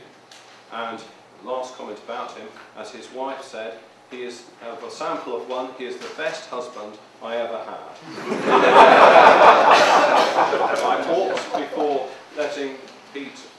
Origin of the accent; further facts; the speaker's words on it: Plymouth, South West England, United Kingdom; now in Oxford, United Kingdom; when I was a boy growing up in Plymouth